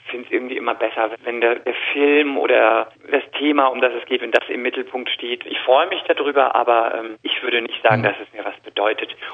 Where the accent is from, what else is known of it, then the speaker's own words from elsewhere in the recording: Rhineland-Palatinate, Germany; accent: Palatine; ich bin eine Christin, ich komme aus der Palz